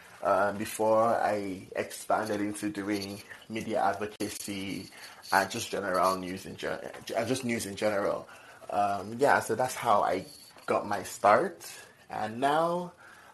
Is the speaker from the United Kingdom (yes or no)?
no; Nigeria; now in Minnesota, United States; I'm from Nigeria